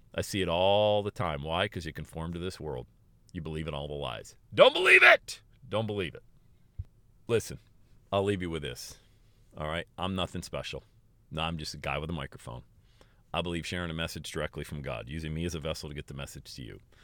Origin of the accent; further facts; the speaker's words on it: Pennsylvania, United States; moved away as an adult; also born or lived in West Palm Beach, Florida / Erie, Pennsylvania; I moved away from Pennsylvania, where I was born and raised, and I went to West Palm Beach, Florida